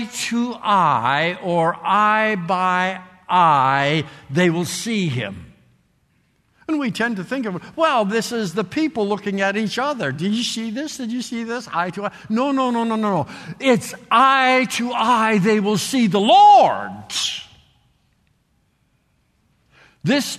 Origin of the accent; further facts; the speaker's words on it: Canada; moved away; I grew up in Canada. Some of you can tell it by my accent or whatever. I grew up there